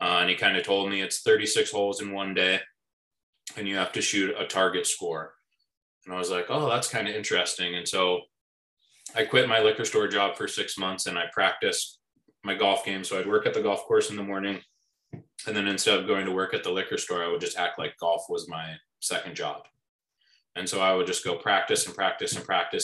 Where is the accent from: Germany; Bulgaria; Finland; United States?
United States; Bend, Oregon; growing up in Bend, Oregon